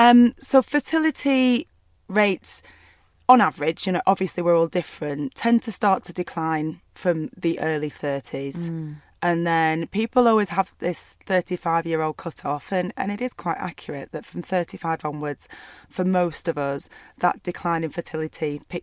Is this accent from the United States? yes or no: no; Burnley, North West England, United Kingdom; I grew up in Burnley in a small town in the northwest of England.